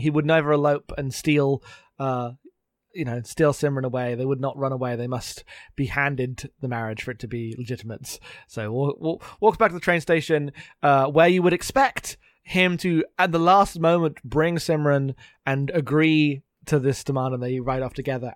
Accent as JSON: {"language": "English", "country": "United Kingdom", "accent": "British", "said": "me being very British"}